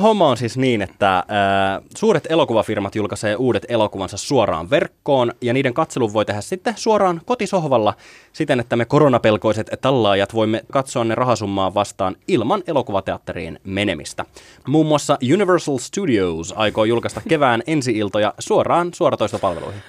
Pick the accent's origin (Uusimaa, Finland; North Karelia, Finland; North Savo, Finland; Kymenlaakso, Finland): Kymenlaakso, Finland; Kouvola; mä oon kotoisin Kouvolasta, enkä edes häpeä sitä